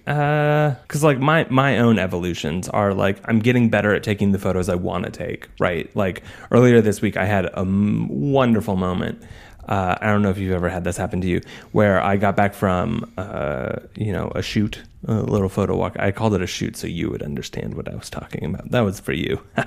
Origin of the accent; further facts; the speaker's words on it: just outside of Boise, Idaho, United States; We grew up just outside of Boise, Idaho.